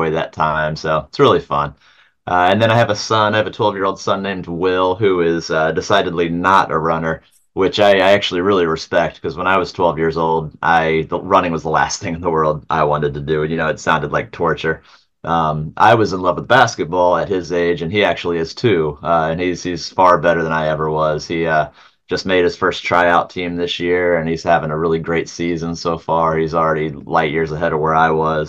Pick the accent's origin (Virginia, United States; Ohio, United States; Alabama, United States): Ohio, United States; we're from Ohio